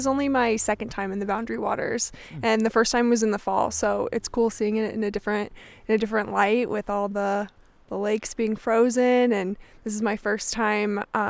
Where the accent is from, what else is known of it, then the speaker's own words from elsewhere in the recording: Wisconsin, United States; Yeah, so I'm from Wisconsin, but I spent a lot of time in the Upper Peninsula of Michigan.